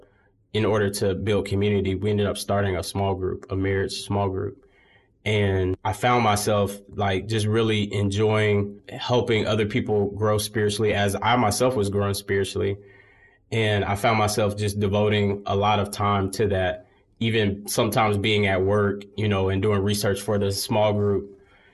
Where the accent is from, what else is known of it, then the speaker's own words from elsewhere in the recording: Birmingham, Alabama, United States; here in Birmingham. I grew up in Sardis Baptist Church, a historic church here in the city